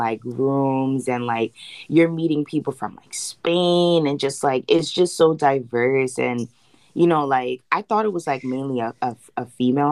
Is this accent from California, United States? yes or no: no; New York City, New York, United States; now in New Jersey, United States; I'm from the Bronx too